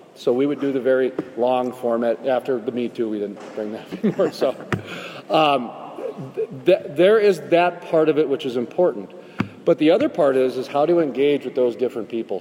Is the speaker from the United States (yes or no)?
yes; North Dakota, United States; I'm from North Dakota, where the Bakken is